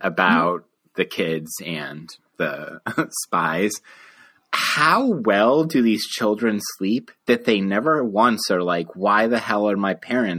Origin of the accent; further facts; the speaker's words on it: Denver, Colorado, United States; I grew up in new school suburban hellscapes in the suburbs of Denver, Colorado.